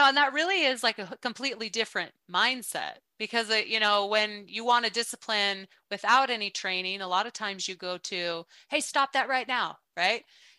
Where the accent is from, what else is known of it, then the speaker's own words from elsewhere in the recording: United States; I'm from the States. And they said, I know, I can tell by your accent. And I was like, I have an accent?